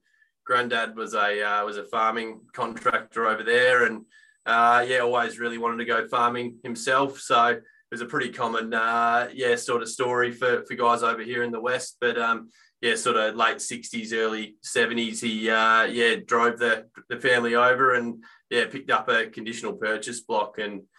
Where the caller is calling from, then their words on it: Perth, Western Australia, Australia; In the Perth office here, Jack.